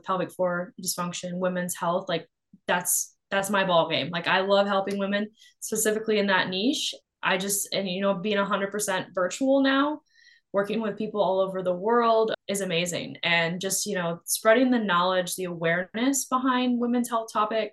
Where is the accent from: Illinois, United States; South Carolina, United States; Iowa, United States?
Iowa, United States; I'm from the Midwest. I grew up born and raised in Iowa